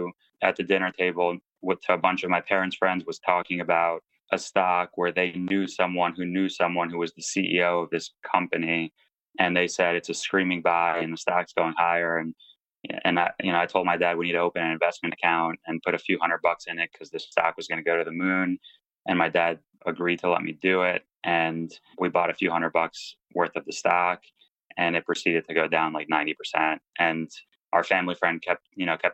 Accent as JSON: {"language": "English", "country": "United States", "tie": "born or raised there", "said": "I grew up in the States to immigrant parents"}